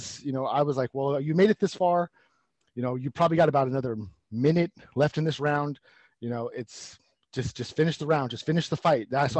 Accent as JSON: {"language": "English", "town": "Stockton", "region": "California", "country": "United States", "tie": "born or raised there", "said": "I grew up in Stockton"}